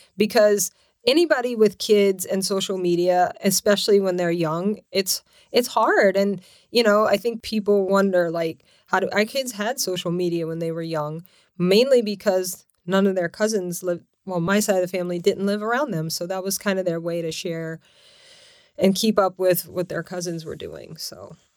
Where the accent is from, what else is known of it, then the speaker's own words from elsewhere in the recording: Lafayette, Louisiana, United States; moved away as an adult; also born or lived in New York City / Connecticut; now in California, United States; I was born and raised in Louisiana, Lafayette, Louisiana, and so lived there twenty-five years